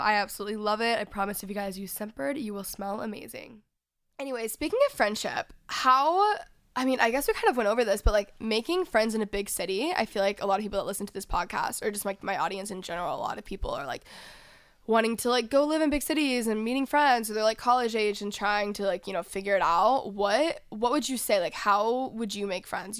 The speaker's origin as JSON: {"language": "English", "region": "Texas", "country": "United States", "moved": "yes", "lives_now": "Los Angeles, United States", "said": "I was from Texas"}